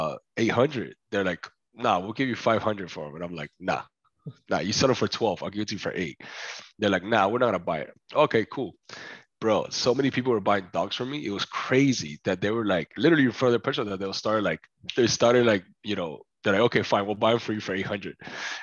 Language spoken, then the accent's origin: English; Miami, Florida, United States; born or raised there; first language Spanish; English is a second language; also born or lived in Cuba